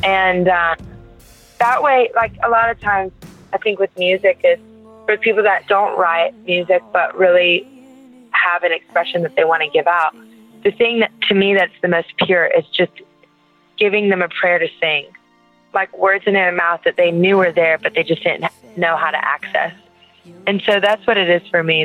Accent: Louisiana, United States; I'm from Louisiana

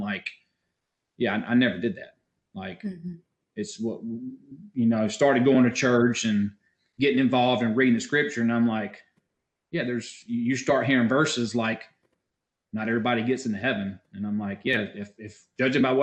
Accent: Warner Robins, Georgia, United States; I did grow up here in Warner Robins. I've lived here all my life

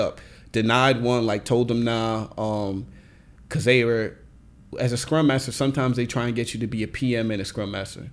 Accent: Nigeria; I'm Nigerian

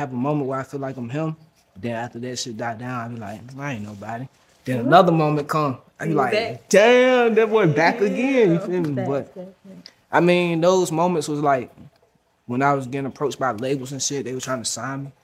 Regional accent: Roanoke Rapids, North Carolina, United States; I'm from Roanoke Rapids, North Carolina

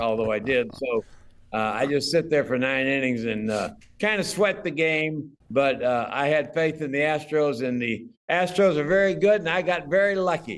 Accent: Dallas, Texas, United States; I grew up in Dallas

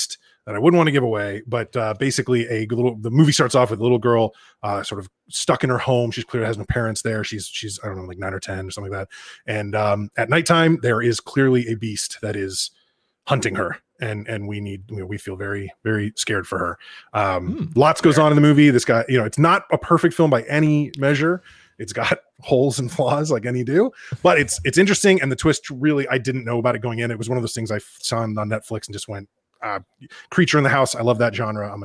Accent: Northern California, United States; growing up in Northern California in the 90s

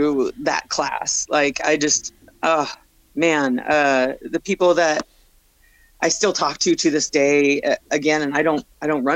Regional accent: Beatrice, Nebraska, United States; moved away as an adult; also born or lived in Lincoln, Nebraska; now in Portland, United States; I grew up in Beatrice, Nebraska

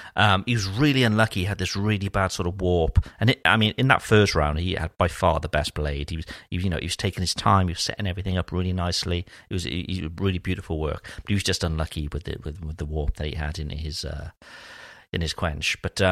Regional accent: Wales, United Kingdom; accent: Welsh; my Welsh accent.

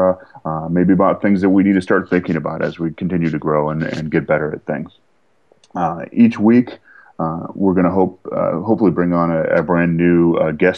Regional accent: Southern California, United States; we're both from Southern California

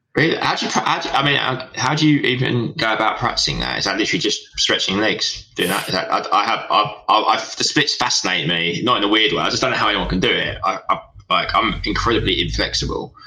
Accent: Southend-on-Sea, East of England, United Kingdom; we're both from Southend

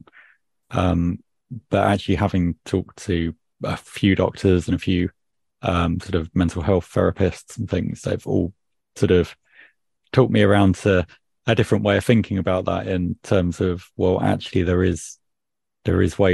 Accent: United Kingdom; being British

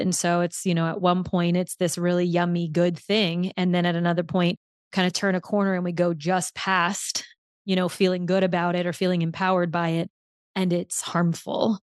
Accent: New Orleans, Louisiana, United States; moved away; my hometown

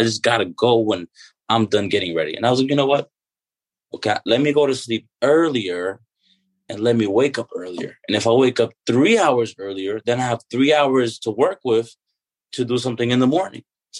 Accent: Dominican Republic; born there; I was born in the Dominican Republic and, you know, I saw what that was like and the disparities

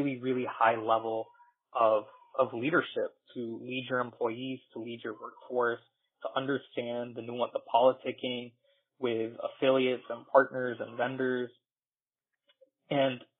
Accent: India; now in United States; I'm from India

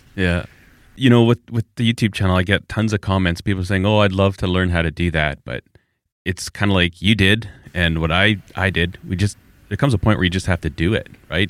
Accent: Alberta, Canada; I'm from Alberta

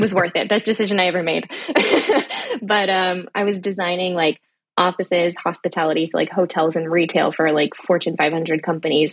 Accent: the Bay Area, California, United States; living in the Bay, growing up in the Bay

